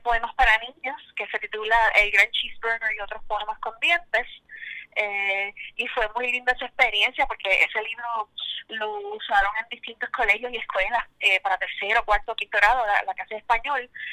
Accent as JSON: {"language": "Spanish", "town": "San Sebastián", "country": "Puerto Rico", "tie": "born or raised there", "also_born_or_lived": "New Jersey", "first_language": "Spanish", "lives_now": "Bayamón, Puerto Rico", "said": "Soy de San Sebastián del Pepino, pero vivo en Bayamo, Costa"}